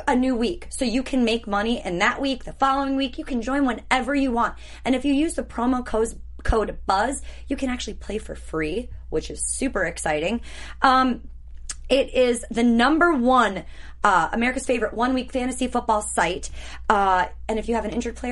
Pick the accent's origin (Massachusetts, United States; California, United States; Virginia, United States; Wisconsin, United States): Wisconsin, United States; I'm from Wisconsin.